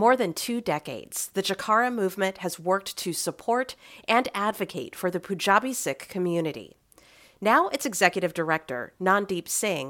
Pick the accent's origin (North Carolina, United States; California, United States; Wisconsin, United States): California, United States; Central Valley; moved away as an adult; We grew up in the Valley, we were born here, and then we left.